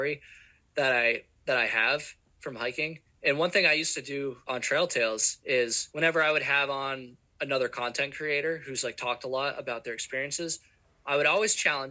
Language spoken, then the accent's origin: English; Vermont, United States; I'm from Vermont and it's not very hot here.